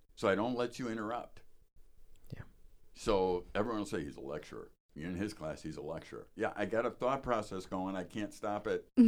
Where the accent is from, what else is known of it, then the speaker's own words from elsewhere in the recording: Chicago, Illinois, United States; now in Wisconsin, United States; I grew up in Chicago